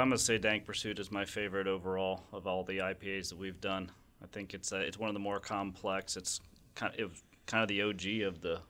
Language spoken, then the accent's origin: English; Illinois, United States; I'm from Illinois.